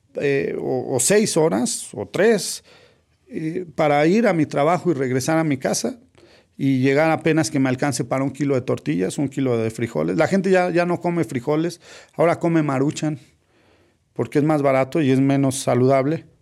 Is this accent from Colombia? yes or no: no; Mexico; trato de contribuir en mi país